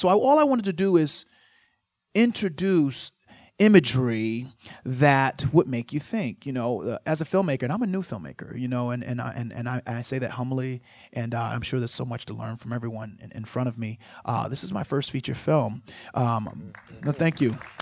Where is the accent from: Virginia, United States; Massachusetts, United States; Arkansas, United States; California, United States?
Virginia, United States; I grew up in Virginia, forty-two miles east of Nat Turner.